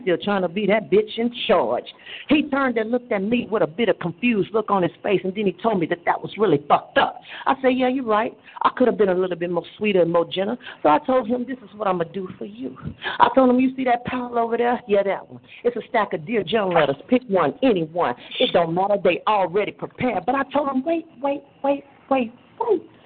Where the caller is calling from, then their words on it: Houston, Texas, United States; I am calling from Houston, Texas.